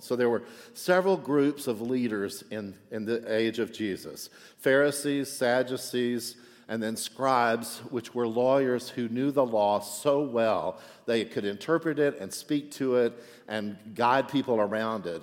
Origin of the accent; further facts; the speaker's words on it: Texas, United States; now in Chicago, United States; I'm from Texas